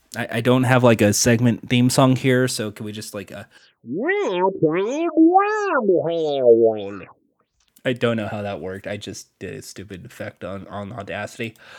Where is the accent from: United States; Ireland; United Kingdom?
United States; I'm American